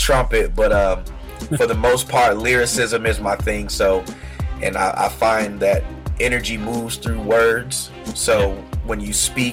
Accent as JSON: {"language": "English", "town": "Washington", "region": "District of Columbia", "country": "United States", "tie": "born or raised there", "also_born_or_lived": "East Coast", "moved": "yes", "lives_now": "Charleston, United States", "said": "I've been here in Charleston, South Carolina for about 2 years, but I was born in Washington, D.C."}